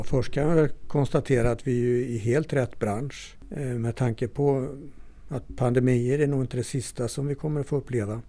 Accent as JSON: {"language": "Swedish", "town": "Torsby", "region": "Värmland", "country": "Sweden", "also_born_or_lived": "Östersund / Stöllet", "moved": "yes", "said": "kommer ursprungligen från Torsby"}